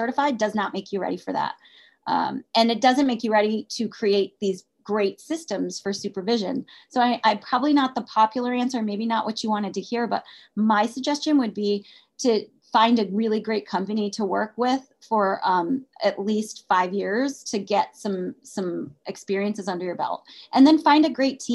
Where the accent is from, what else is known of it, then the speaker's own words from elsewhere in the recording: United Kingdom; I'm British.